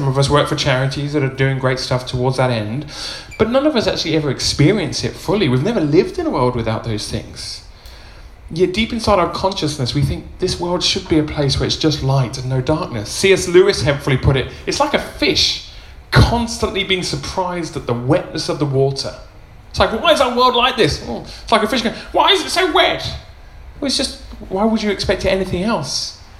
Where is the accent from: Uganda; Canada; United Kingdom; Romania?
Uganda; I was raised in Uganda, and now I can see how evil the world was. It was Idi Amin time. My parents were missionary doctors out in rural Uganda